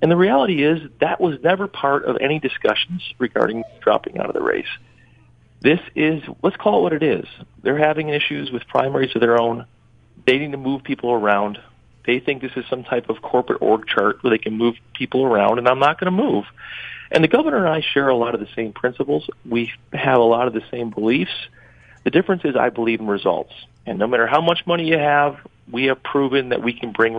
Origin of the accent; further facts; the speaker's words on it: Western New York, United States; I grew up here. My family lives across the district